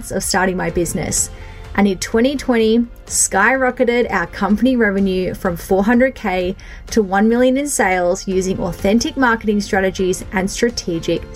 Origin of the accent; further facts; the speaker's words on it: Bunbury, Western Australia, Australia; also born or lived in Perth; I was born and grew up in a country town, which is not really country anymore, but in a town that is a couple of hours south of Perth in Bunbury, Western Australia